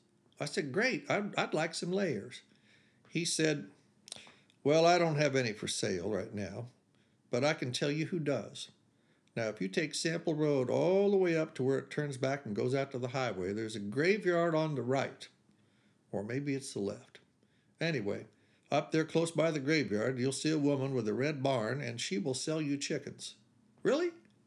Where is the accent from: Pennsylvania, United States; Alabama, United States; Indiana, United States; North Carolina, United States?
Indiana, United States; Beech Grove; driving up to my mother's house in Beech Grove, where I grew up outside of Indianapolis